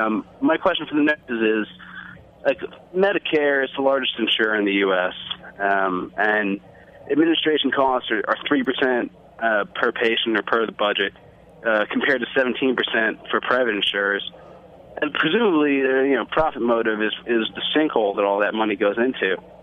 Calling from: Bethpage, New York, United States; I'm calling from Bethpage.

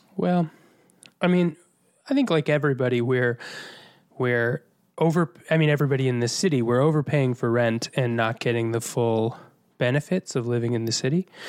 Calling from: New York City, New York, United States; calling in from Astoria, Queens, New York City

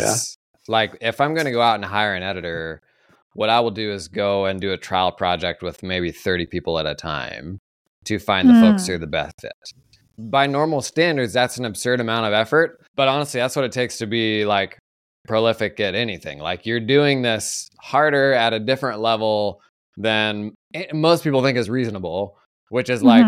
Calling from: Oregon, United States; Oregon, about an hour outside of Portland.

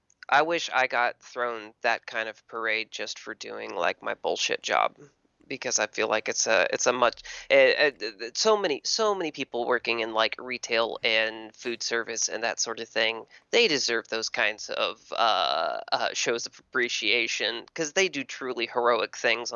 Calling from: Texas, United States; Hey, Matt. … from Texas.

